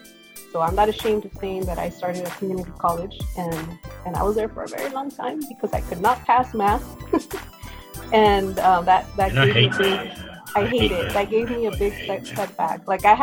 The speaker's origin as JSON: {"language": "English", "town": "San Diego", "region": "California", "country": "United States", "tie": "born or raised there", "said": "I was born and raised here in Logan Heights, but I guess you can say that you reside in the Butter Logan area. My family has been here since the late 70s, I want to say."}